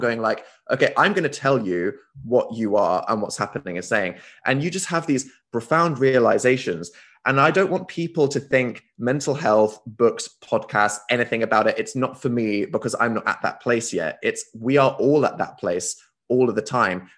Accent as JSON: {"language": "English", "country": "United Kingdom", "said": "as this British guy"}